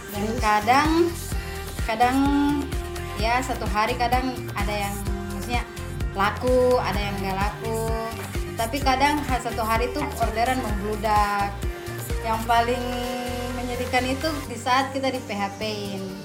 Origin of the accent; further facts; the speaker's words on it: Palu, Central Sulawesi, Indonesia; Asal saya dari Palu, Sulawesi Tengah